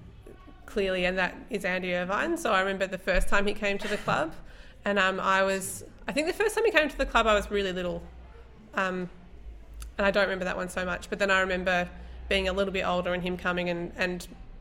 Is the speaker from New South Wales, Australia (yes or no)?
no; Traralgon, Victoria, Australia; also born or lived in Melbourne; I grew up in Traralgon